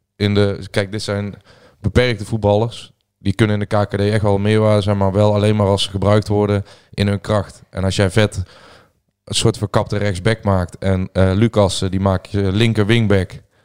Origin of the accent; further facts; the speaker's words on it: Peelland, North Brabant, Netherlands; in het Peerland, het hoeven waar ik vandaan kom